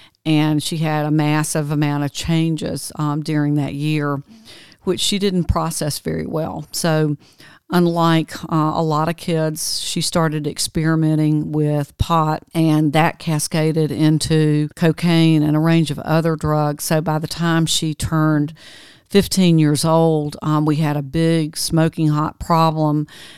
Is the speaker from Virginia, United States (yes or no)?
no; Georgia, United States; in 1991, right outside my hometown, which was kind of a mill village, the primary mill had been bought by Fruit of the Loom, Farley Industries.